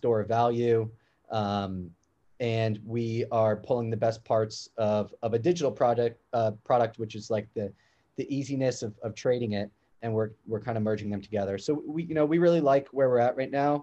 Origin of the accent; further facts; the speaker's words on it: New York, United States; Growing up in New York